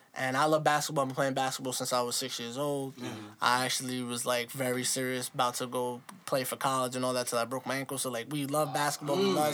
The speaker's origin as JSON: {"language": "English", "town": "New York City", "region": "New York", "country": "United States", "tie": "born or raised there", "said": "Born and raised New Yorkers."}